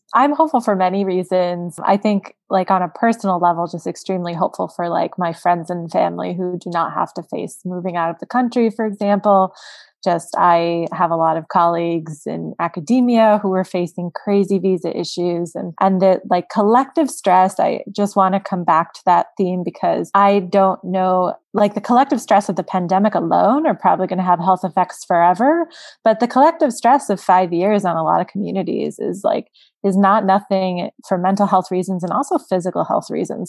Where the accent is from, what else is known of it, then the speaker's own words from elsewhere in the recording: South Florida, United States; I'm from South Florida